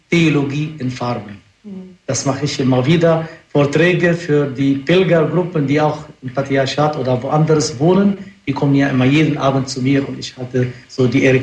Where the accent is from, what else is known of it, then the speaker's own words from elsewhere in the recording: Lebanon; Ich bin doch äh, Araber, Christen. Ich komme aus dem Libanon selbst.